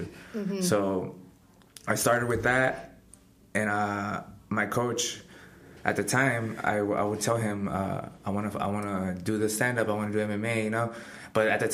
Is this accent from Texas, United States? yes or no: yes; Pharr, Texas, United States; I fight professionally and I'm from Far, Texas